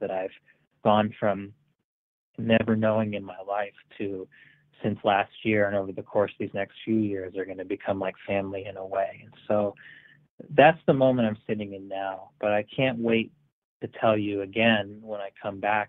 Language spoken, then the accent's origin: English; Marlborough, Connecticut, United States; Marlborough, my hometown